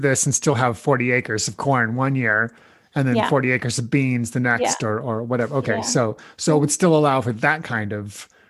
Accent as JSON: {"language": "English", "region": "Nebraska", "country": "United States", "tie": "born or raised there", "said": "I was born and raised in Nebraska, in the middle of the country, kind of the breadbasket of the U.S. there. And I heard about no-till there growing up"}